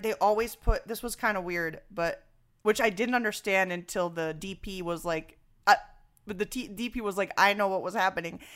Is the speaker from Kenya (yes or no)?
no; Venezuela; now in New York, United States; growing up in Venezuela